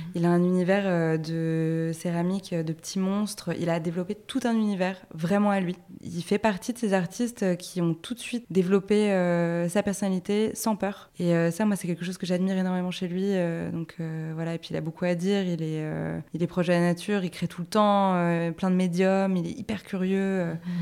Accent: Paris, Île-de-France, France; le, loft où j'ai grandi à Paris

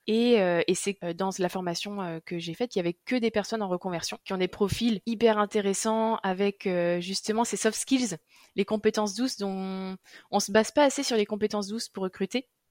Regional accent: Nantes, Pays de la Loire, France; je suis nantaise depuis toujours

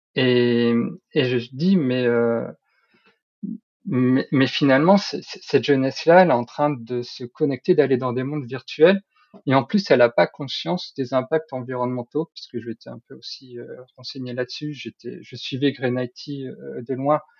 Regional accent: Nord, Hauts-de-France, France; je suis nordiste

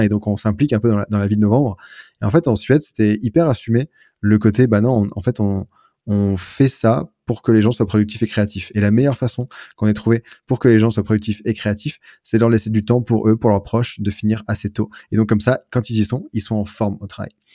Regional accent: France; now in Lyon, France; en tant que Français

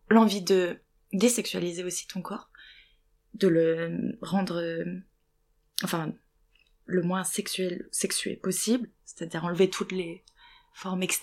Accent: Lorraine, Grand Est, France; accent: Lorrain; moved away; je viens d'une petite ville, euh, oulala, euh, ils vont entendre mon accent lorrain

